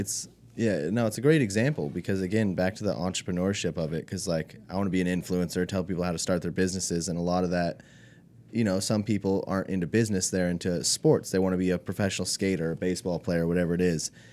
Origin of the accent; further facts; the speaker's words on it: California, United States; moved away; also born or lived in Alaska / Spain; I'm mostly from California